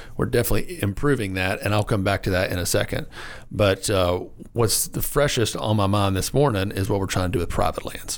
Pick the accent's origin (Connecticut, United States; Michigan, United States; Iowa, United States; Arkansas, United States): Arkansas, United States; Lonoke County; moved away as an adult; like many Arkansans out there, I grew up in Lenoke County